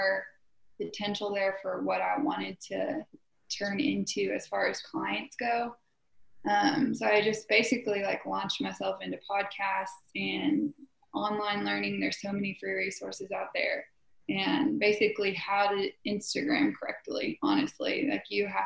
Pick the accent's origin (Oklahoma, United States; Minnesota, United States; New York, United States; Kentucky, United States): Oklahoma, United States; Southwest; I'm from Southwest Oklahoma